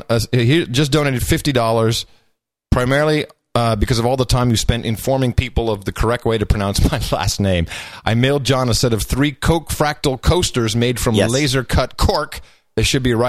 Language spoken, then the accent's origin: English; Arlington, Virginia, United States; moved away; I was born in Arlington Hospital.